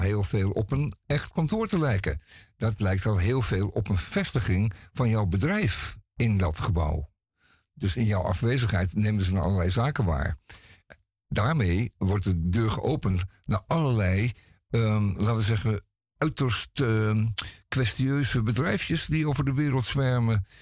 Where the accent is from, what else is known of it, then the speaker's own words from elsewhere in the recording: Amsterdam, North Holland, Netherlands; Ik ben geboren en getogen Amsterdammer